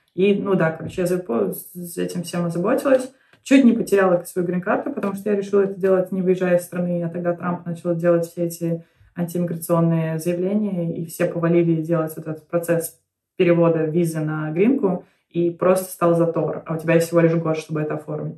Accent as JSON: {"language": "Russian", "country": "Belarus", "tie": "born or raised there", "moved": "yes", "lives_now": "United States", "said": "в Беларуси, то есть откуда я родом"}